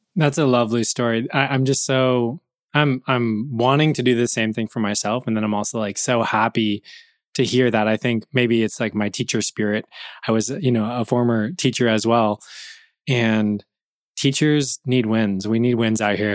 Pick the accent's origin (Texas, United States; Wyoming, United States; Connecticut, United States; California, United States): California, United States; moved away as an adult; also born or lived in Buffalo, New York; I'm from California